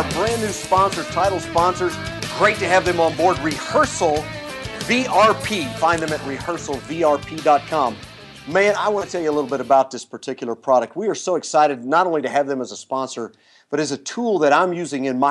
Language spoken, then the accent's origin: English; Midwest, United States; I'm from the Midwest